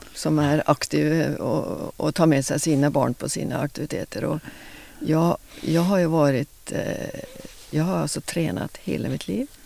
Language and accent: Swedish; Oslo, Oslofjord, Norway; now in Lysekil, Sweden; jag kommer från ytterst i Oslo, Oslofjorden. Ja. Vuxit upp